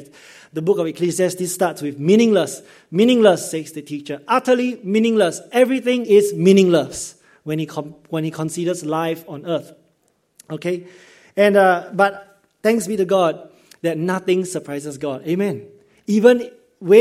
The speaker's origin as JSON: {"language": "English", "country": "Singapore", "tie": "born or raised there", "said": "as a Singaporean growing up in Singapore system"}